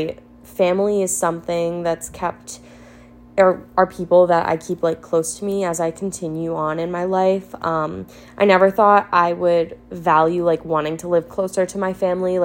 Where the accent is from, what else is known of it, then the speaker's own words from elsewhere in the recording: New Jersey, United States; moved away; I am originally from New Jersey. Love being from New Jersey, but also will never go back